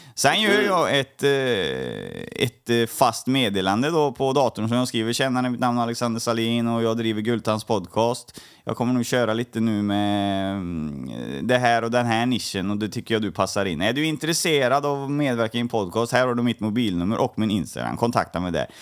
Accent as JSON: {"language": "Swedish", "town": "Trollhättan", "region": "Västra Götaland", "country": "Sweden", "tie": "born or raised there", "said": "jag är uppvuxen i, um, i Trollhättan"}